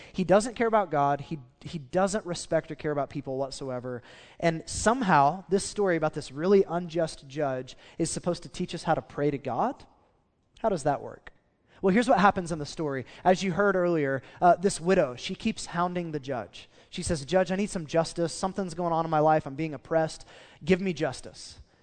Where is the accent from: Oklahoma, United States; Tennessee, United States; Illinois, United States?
Oklahoma, United States; we're from Oklahoma and we're in the Bible Belt